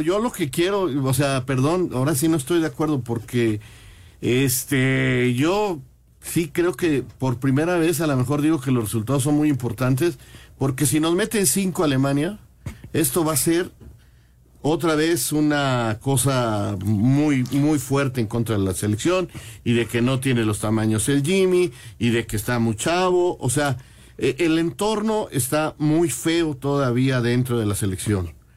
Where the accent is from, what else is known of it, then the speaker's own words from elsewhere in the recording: Mexico; así somos los mexicanos